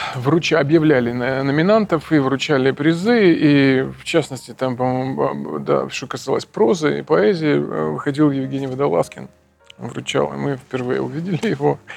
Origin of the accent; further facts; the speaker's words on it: Kherson, Kherson Oblast, Ukraine; moved away; Я из Херсона.